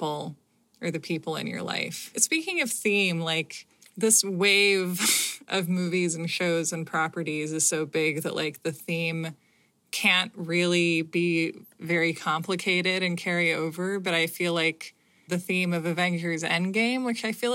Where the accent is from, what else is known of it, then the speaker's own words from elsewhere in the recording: United States; I'm an American